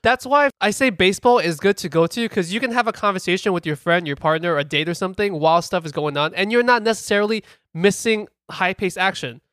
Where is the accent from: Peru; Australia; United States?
United States; we're American